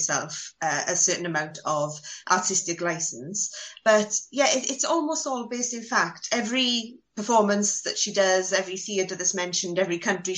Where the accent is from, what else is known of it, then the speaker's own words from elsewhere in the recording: Wales, United Kingdom; as a Welsh schoolgirl